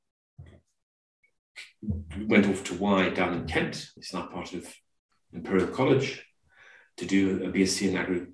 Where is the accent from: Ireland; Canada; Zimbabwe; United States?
Zimbabwe; moved away as an adult; now in United Kingdom; I was born in Zimbabwe, did all of my school there.